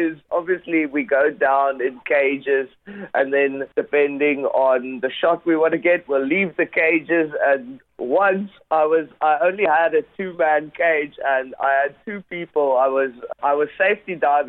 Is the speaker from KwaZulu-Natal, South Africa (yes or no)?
no; Gansbaai, Western Cape, South Africa; my hometown, which is Gansbaai, and it's actually the capital of great white sharks in the world. It's about 2 hours away from Cape Town. In South Africa.